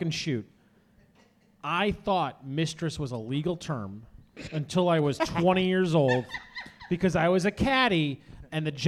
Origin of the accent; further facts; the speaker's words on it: Chicago, Illinois, United States; I'm from Chicago